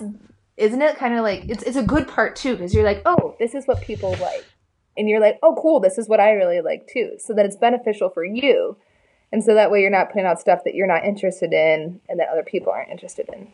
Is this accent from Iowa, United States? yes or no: yes; Des Moines, Iowa, United States; I'm from Des Moines